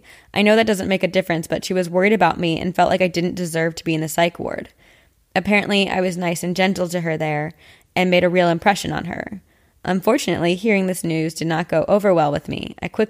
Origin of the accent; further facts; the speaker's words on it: Palm Springs, California, United States; I grew up in Palm Springs, California. It's a small city with a pretty good-sized population.